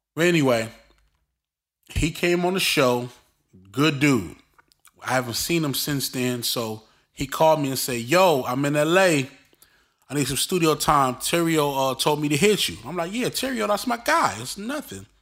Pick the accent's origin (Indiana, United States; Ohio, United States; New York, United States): New York, United States; Brooklyn; me growing up in Brooklyn